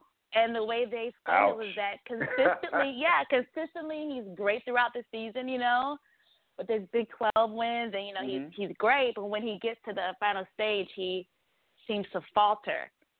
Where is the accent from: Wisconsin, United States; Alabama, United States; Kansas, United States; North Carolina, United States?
North Carolina, United States; I just grew up a sports fan in North Carolina, especially with Tobacco Road